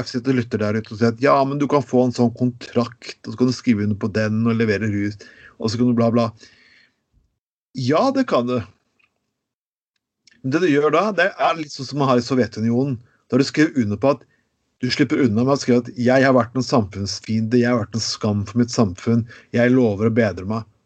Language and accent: Norwegian; Skien, Telemark, Norway; Jeg husker jeg vokste, jeg vokste opp på 90-tallet, og jeg vokste opp i Skien, der det var regulering ganske kraftig.